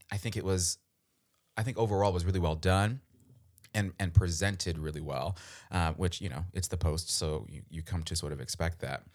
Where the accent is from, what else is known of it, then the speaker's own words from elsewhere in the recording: Baltimore, Maryland, United States; I'm from Baltimore